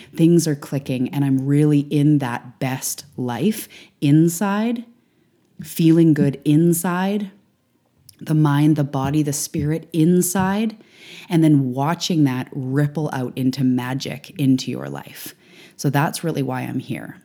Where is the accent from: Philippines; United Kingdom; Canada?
Canada; also born or lived in Vancouver Island, British Columbia; I am a Canadian living on the West Coast